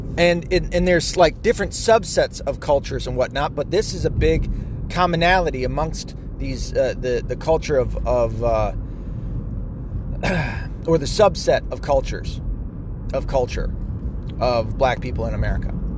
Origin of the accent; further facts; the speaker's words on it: the South, United States; I grew up in the South